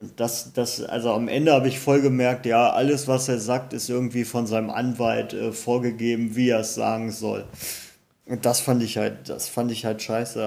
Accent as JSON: {"language": "German", "town": "Cologne", "region": "North Rhine-Westphalia", "country": "Germany", "tie": "born or raised there", "moved": "yes", "said": "zu meiner alten Heimat, ich sag Kölsch"}